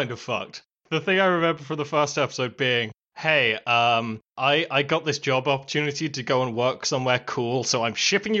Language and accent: English; United Kingdom; Why does my nationality get called out